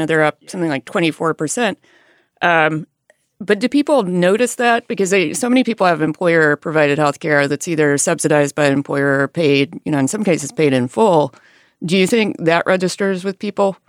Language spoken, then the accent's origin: English; Alabama, United States; moved away; I grew up in a rural area in Alabama